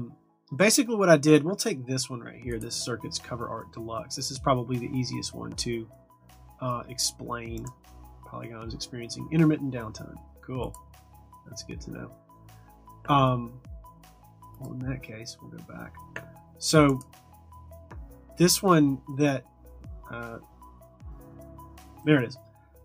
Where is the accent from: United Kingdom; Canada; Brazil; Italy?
Brazil; English is a second language; In my case, I'm from Brazil.